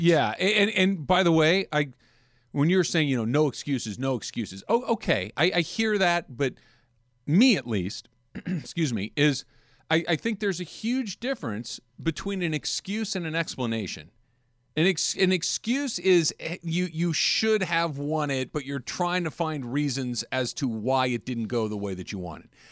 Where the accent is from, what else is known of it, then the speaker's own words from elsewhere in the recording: Los Angeles, California, United States; I grew up in L A. I've lived here almost my entire life